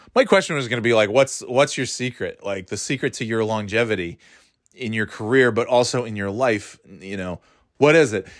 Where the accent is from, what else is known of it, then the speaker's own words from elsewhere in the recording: United States; A few hours from here in New Hampshire. Uh, you know, Greater Boston area.